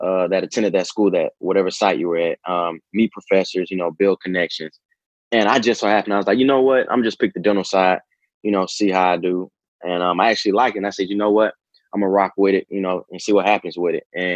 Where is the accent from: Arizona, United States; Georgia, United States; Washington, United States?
Georgia, United States; Decatur; I'm from Decatur, Georgia